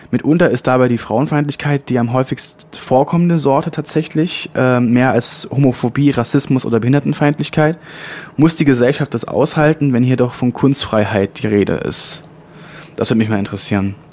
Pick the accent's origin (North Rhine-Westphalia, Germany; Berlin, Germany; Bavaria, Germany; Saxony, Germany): Saxony, Germany; Leipzig; Also Moloch kenne ich natürlich als, als Leipziger aus Leipzig